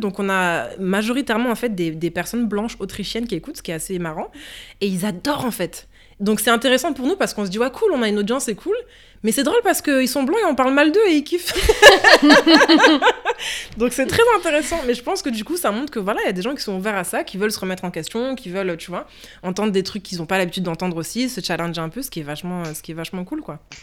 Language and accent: French; France; en tant que petite fille noire qui grandit en France